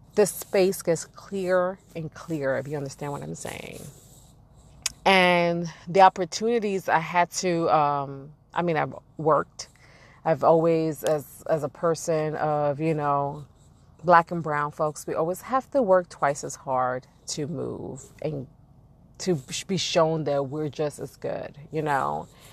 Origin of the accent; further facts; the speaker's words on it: New York City, New York, United States; I've been born and raised in Brooklyn, New York. And I'm from East New York, to be specific.